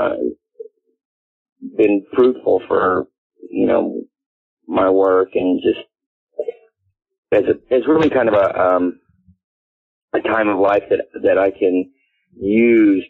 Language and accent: English; Palo Alto, California, United States; I was born and raised in Palo Alto, California, which is about 45 minutes away from San Francisco